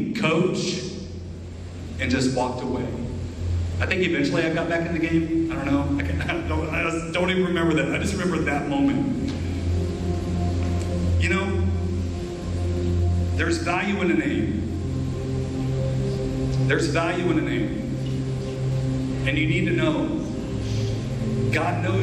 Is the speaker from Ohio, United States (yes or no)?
yes; Southeast Ohio, United States; I grew up in Southeast Ohio, along the Ohio River, high West Virginia border